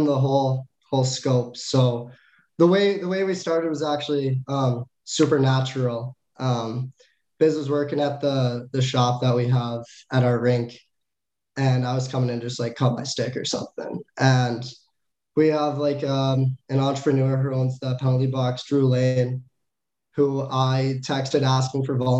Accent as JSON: {"language": "English", "town": "St. Paul", "region": "Minnesota", "country": "United States", "said": "I'm from St. Paul, Minnesota."}